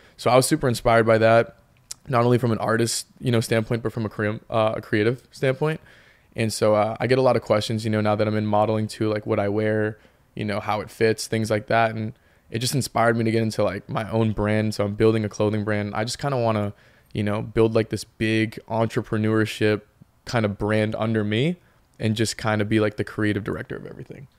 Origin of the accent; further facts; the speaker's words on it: Peabody, Massachusetts, United States; moved away as an adult; now in Los Angeles, United States; I'm obviously from the North Shore, you know, Peabody, Massachusetts